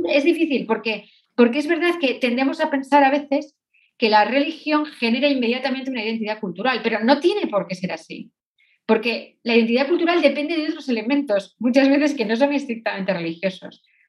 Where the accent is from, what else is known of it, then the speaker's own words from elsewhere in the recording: Spain; soy española